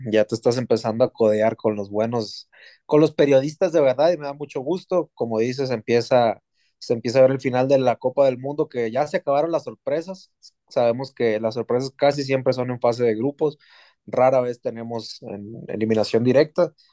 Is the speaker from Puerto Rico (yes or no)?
no; Mexico